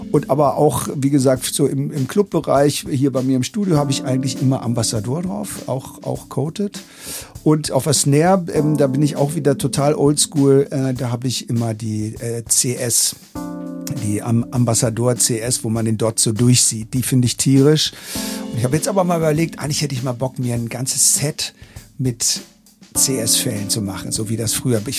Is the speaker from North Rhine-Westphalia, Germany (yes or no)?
no; Berlin, Germany; Ich bin äh, aus Berlin.